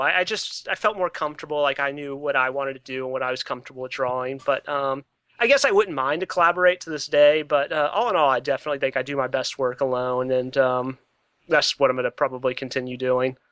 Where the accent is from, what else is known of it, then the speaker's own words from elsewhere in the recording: Atlanta, Georgia, United States; now in Baltimore, United States; I grew up in Atlanta. So, um, I went to public school in Atlanta